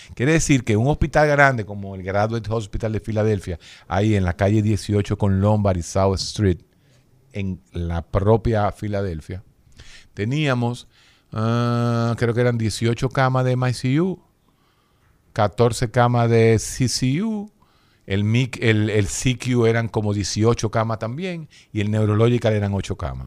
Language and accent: Spanish; Dominican Republic; uno como dominicano, latino